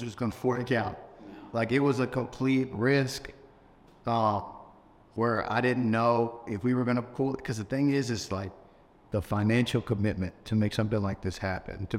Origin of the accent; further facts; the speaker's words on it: Louisville, Kentucky, United States; also born or lived in San Diego; My hometown is Louisville. It's where I grew up. I consider that home. But my birth city is San Diego.